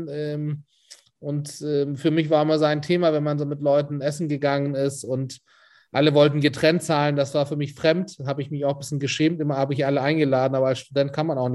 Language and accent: German; Istanbul, Turkey; also born or lived in Spain; now in Hamburg, Germany; also ich bin in Istanbul aufgewachsen, 2000 nach Spanien, zwei Jahre da Abi gemacht und 2002 dann nach Hamburg